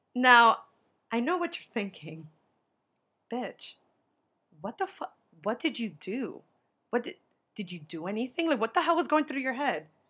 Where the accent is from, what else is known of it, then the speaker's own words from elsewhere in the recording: New York, United States; I'm from New York